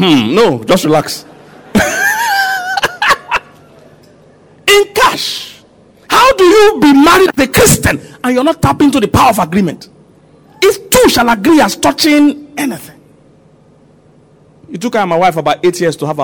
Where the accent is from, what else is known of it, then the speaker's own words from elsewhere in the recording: Nigeria; I'm a Nigerian, I know Nigerians